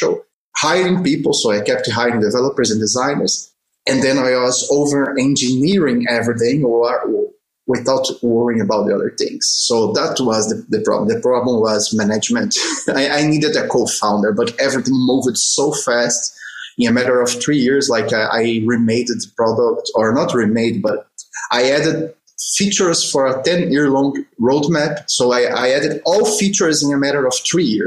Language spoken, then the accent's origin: English; Brazil; moved away; I'm from Brazil originally